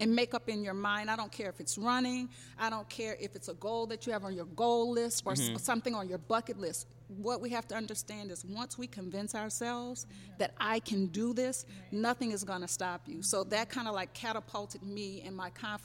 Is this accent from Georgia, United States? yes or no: no; Baton Rouge, Louisiana, United States; I'm from Baton Rouge, Louisiana. I initially started running in high school